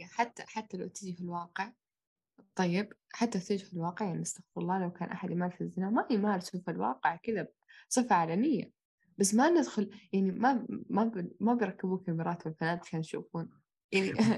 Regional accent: Saudi Arabia; احنا كلنا عرب كلنا تربينا في السعودية

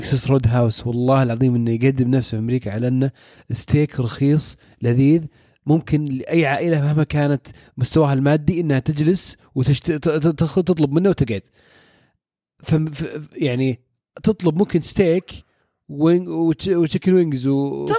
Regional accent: Saudi Arabia; عندنا في السعودية

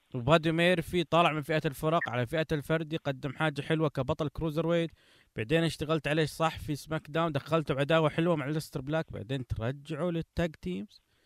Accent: Saudi Arabia; عندنا في السعوديه

